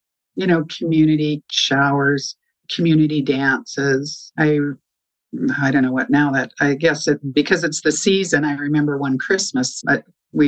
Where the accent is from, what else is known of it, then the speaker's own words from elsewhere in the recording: Champion, Alberta area, Alberta / Stavely, Canada; now in Warner, Canada; Well, I'm from Southern Alberta. I grew up on a farm, kind of up in the Champion, Alberta, Stavely, Alberta area.